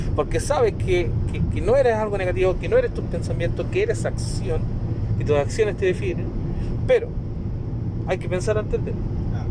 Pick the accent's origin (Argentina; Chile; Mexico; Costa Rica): Chile; Osorno, Los Lagos; allá de mi ciudad natal, de Osorno